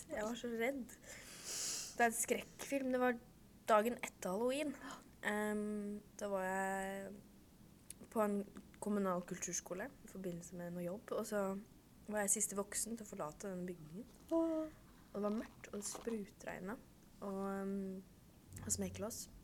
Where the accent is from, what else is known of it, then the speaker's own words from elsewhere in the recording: Kongsvinger, Innlandet, Norway; jeg er jo fra Hei, hei. Kongsvinger kommune.